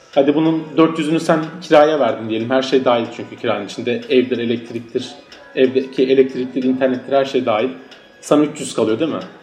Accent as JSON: {"language": "Turkish", "country": "Turkey", "moved": "yes", "lives_now": "Berlin, Germany", "said": "biz Türkler olarak"}